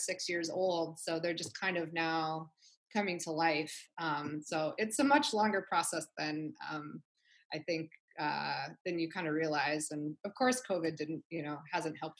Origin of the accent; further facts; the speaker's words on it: Wichita, Kansas, United States; moved away as an adult; now in Long Beach, United States; right now I live in Long Beach, but I grew up in Kansas. So I'm from Wichita, Kansas